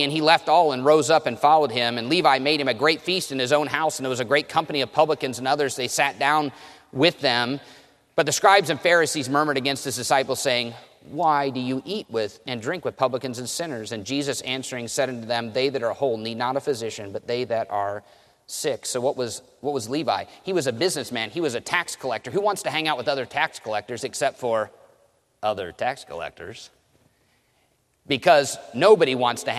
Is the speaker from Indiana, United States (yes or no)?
yes; Indiana, United States; I grew up in Indiana